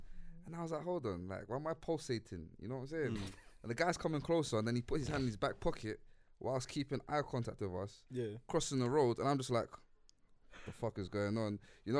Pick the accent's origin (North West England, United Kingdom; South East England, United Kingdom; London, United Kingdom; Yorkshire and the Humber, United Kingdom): London, United Kingdom; Tottenham; I'm from Tottenham, mate.